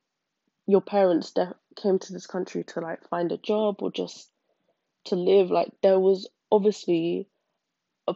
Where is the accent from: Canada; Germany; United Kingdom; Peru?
United Kingdom; being part white and being from Britain